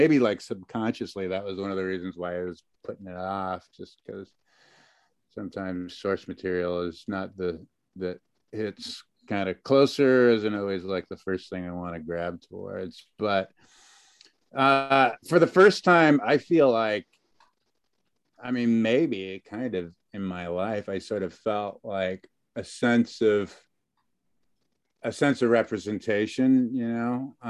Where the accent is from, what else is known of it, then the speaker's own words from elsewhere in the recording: Lummi Indian Reservation, between Ferndale and Bellingham, Washington, United States; moved away as an adult; I am Native American by way of my grandmama. Was raised on the Lummi Indian Reservation, even though I'm not Lummi myself. First 18 years of my life was on the reservation, Lummi Nation, right up there between Ferndale and Bellingham, cozied up next to Lummi Island.